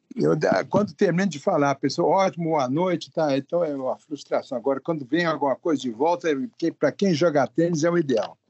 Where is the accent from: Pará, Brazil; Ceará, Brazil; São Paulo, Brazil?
São Paulo, Brazil; eu sou paulista aqui